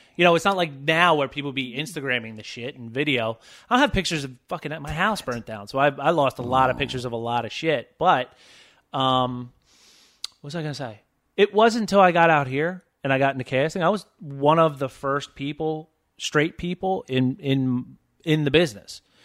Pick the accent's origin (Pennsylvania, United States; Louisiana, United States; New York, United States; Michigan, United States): Pennsylvania, United States; Philadelphia; I grew up in Philadelphia